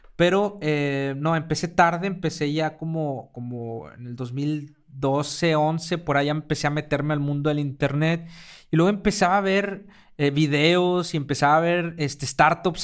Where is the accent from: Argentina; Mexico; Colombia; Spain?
Mexico; also born or lived in Mexico City; los mexicanos